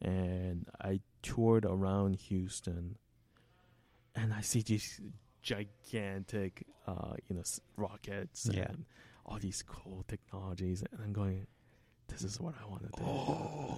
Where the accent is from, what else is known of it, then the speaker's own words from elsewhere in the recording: South Korea; English is a second language; moved away; So, when I emigrated from South Korea, I had two options.